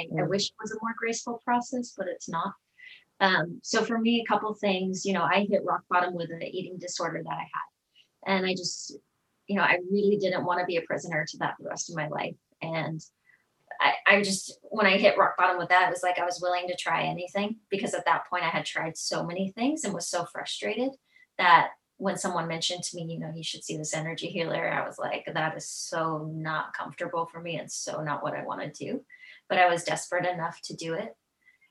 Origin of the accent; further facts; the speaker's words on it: Tennessee, United States; I'm from Tennessee